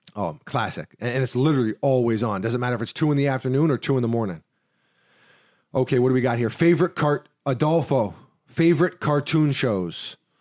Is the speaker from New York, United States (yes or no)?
yes; New York City, New York, United States; me growing up in New York Ci, New York City